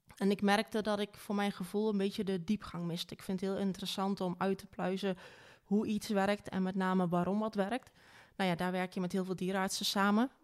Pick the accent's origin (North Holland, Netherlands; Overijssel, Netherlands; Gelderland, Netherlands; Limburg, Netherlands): Gelderland, Netherlands; Wageningen; Ik ben geboren in Wageningen